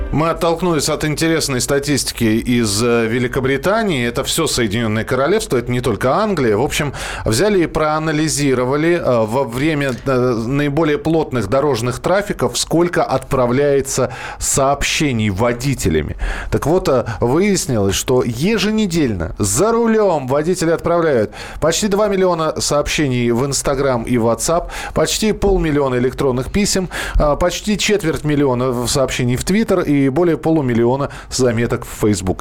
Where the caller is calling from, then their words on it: Vladivostok, Primorsky Krai, Russia; я звоню из Владивостока, города нашего хорошего